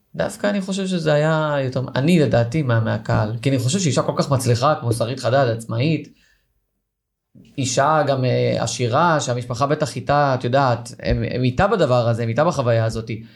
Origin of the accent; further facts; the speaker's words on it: Yeruham, Southern District, Israel; moved away; אני מגיע ממקום, אני, מירוחם